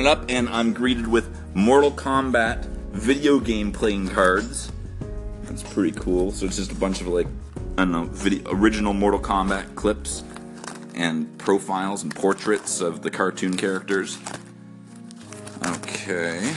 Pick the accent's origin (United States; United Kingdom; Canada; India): Canada; As a Canadian